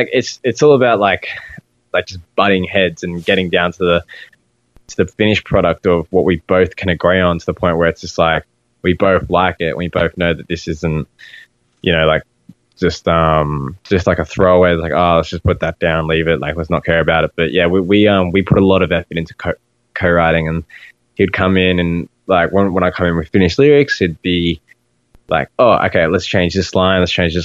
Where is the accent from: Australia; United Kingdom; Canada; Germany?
Australia; And I'm like, dude, like we're Australian. Like we don't refer to anything as bleachers.